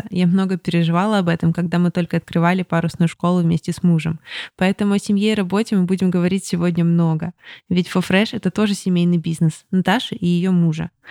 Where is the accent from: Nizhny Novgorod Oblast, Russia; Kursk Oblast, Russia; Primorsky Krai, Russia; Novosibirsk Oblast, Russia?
Primorsky Krai, Russia; Vladivostok; а из Владивостока.